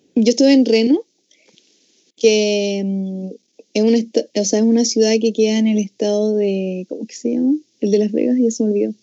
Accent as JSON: {"language": "Spanish", "country": "Chile"}